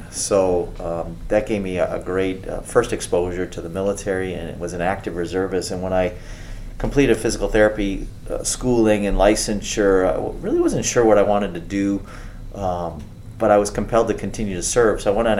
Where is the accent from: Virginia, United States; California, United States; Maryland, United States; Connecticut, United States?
Maryland, United States; Aberdeen Proving Ground; born there; And I was born on the Aberdeen Proving Grounds.